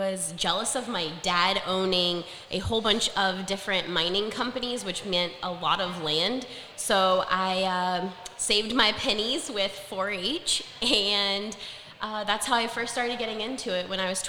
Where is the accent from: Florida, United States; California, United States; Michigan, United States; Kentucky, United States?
Florida, United States; Naples; I was born and raised here in Naples, Florida. So I am a Naples native.